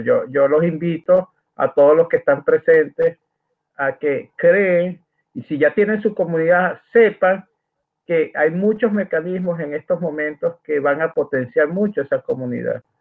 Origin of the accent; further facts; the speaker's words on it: Maracaibo, Zulia, Venezuela; accent: Maracucho; una forma de hablar eh, en Venezuela, en Maracaibo, Estados Unidos, donde yo nací